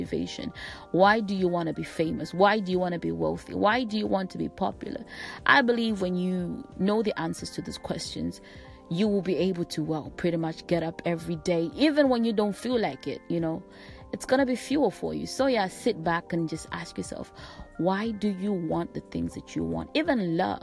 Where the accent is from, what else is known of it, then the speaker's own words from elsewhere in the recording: Malawi; I come from Malawi